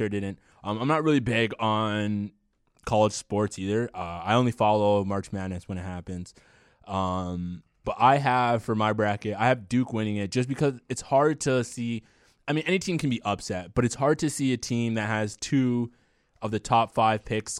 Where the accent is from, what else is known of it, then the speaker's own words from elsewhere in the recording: Canada; As a Canadian, yeah.